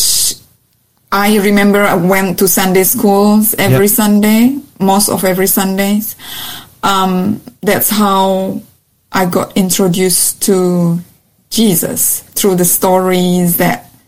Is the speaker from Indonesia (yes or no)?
yes; Jakarta, Indonesia; English is a second language; now in Australia; I was born in Jakarta, Indonesia.